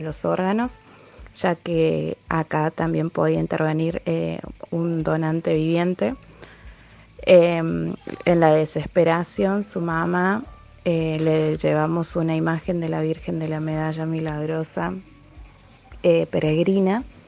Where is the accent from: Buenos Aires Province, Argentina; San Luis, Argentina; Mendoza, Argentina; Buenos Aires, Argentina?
San Luis, Argentina; Villa Mercedes; soy de Villa Mercedes, San Luis